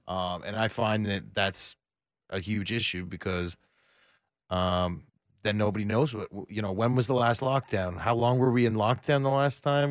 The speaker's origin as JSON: {"language": "English", "town": "Toronto", "region": "Ontario", "country": "Canada", "moved": "as an adult", "lives_now": "Austin, United States", "said": "I'm from Toronto, Canada"}